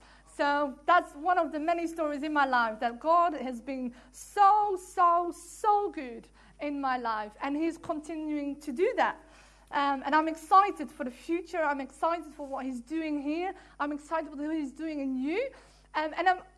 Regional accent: Netherlands; English is a second language; moved away as an adult; also born or lived in England; now in Worthing, United Kingdom; I'm from Holland, so sometimes my English is fabulous, sometimes my English is 99%

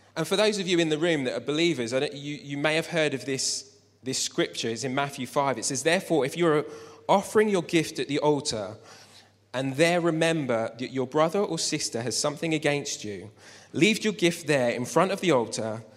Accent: Luton, East of England, United Kingdom; I grew up in Luton

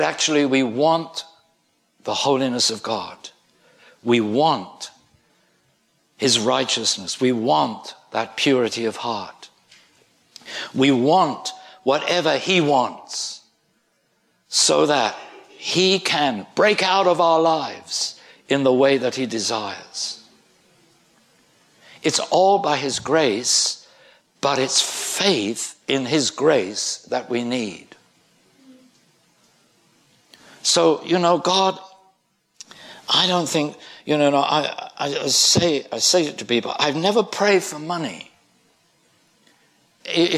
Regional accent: United Kingdom; I'm British.

